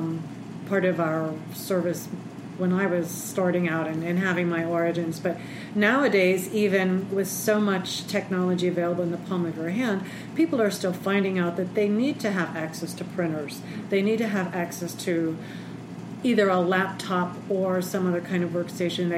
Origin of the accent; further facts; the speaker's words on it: Pittsburgh, Pennsylvania, United States; also born or lived in Berks County, Pennsylvania / Centre County, Pennsylvania; born and raised in the Pittsburgh area, so I've lived in the state my entire life.